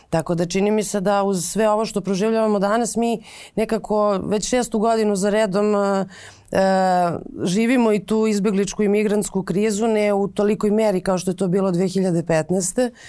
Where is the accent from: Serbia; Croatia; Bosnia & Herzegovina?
Serbia; kod nas u Srbiji, odnosno u Beogradu